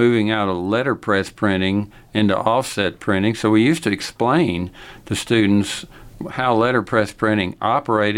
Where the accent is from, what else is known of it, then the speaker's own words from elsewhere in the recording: Lubbock, Texas, United States; I grew up here. I graduated from Lubbock High School